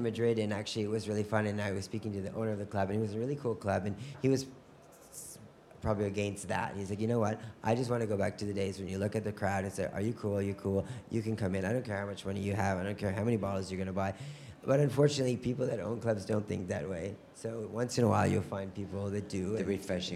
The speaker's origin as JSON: {"language": "English", "country": "Canada", "tie": "born or raised there", "said": "growing up in Canada, uh, there's not a lot of fashion around you."}